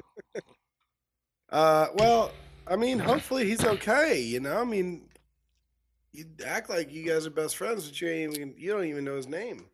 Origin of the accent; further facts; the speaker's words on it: Tennessee, United States; Growing up in Tennessee